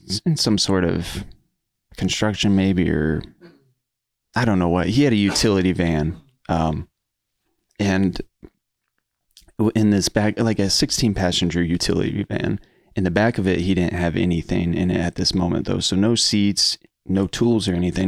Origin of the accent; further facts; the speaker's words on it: Wooster, Ohio, United States; growing up in Worcester pretty much my whole life, actually all my life except for my college years